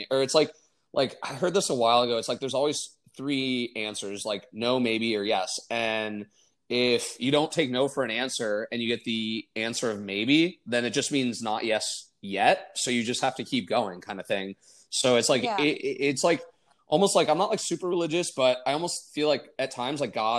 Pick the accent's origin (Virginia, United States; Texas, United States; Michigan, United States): Michigan, United States; moved away as an adult; now in Arizona, United States; my friends that I grew up with back in Michigan